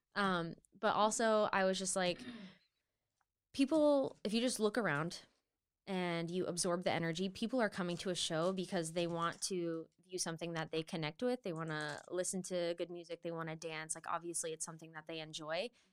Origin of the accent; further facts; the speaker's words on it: Maine, United States; I'm from Maine, born and raised